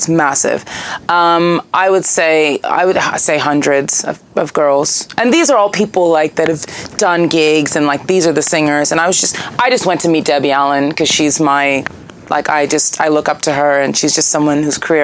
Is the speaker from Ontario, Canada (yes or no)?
yes; Toronto, Ontario, Canada; moved away; I'm from Toronto originally, so I did a lot of stuff in the Toronto music scene in my late teens